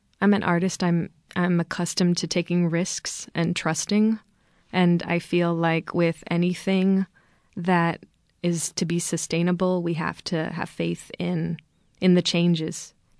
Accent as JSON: {"language": "English", "area": "East Bay", "region": "California", "country": "United States", "tie": "born or raised there", "said": "I'm a mixed race child and I grew up in the East Bay"}